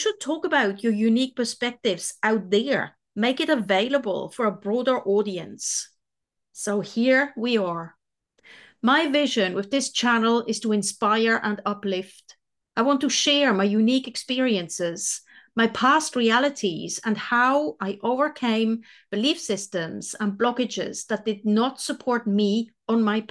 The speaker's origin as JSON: {"language": "English", "country": "Switzerland", "moved": "as an adult", "lives_now": "New Zealand", "said": "I'm originally from Switzerland and I have been living in New Zealand for the past 23 years."}